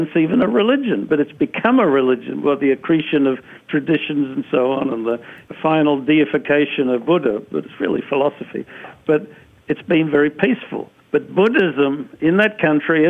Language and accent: English; Australia; I'm from Australia.